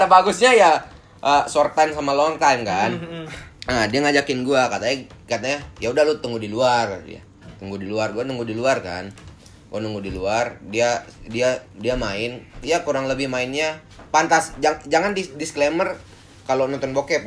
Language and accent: Indonesian; Mataram, West Nusa Tenggara, Indonesia; moved away as an adult; also born or lived in Bandung; di lingkungan gua, dari desa gua main, terus pertengahan kota, yang Mataram gua bilang tuh pertengahan kota, bukan pusat-, pusat kota